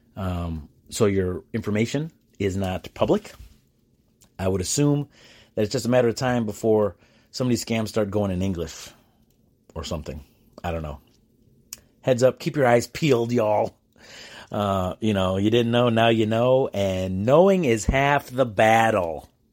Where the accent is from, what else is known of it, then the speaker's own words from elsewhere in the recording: United States; I'm an American